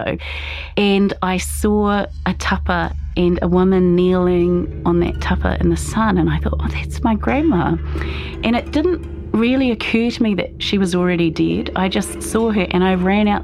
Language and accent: English; Palmerston North, Manawatū-Whanganui, New Zealand; now in Auckland, New Zealand; I grew up in Palmerston North